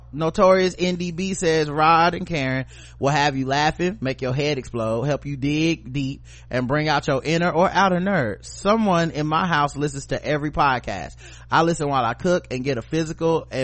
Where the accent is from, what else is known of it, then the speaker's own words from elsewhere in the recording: the South, United States; we're just from the South